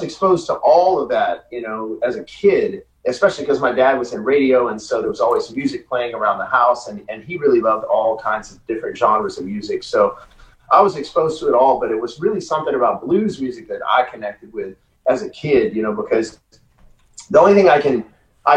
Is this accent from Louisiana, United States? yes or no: yes; Louisiana, United States; I'm from Louisiana, so I'm from the South